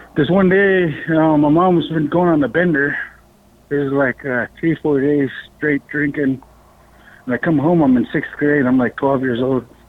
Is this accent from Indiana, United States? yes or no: no; Bethel, Alaska, United States; I was born and raised in Bethel, Alaska. Um, I lived here in Alaska all my life